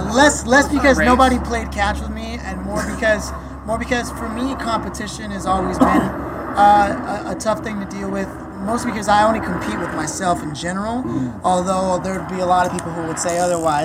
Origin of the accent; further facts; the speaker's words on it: Los Angeles, California, United States; moved away as an adult; also born or lived in New York; I didn't know what LA was till I left LA.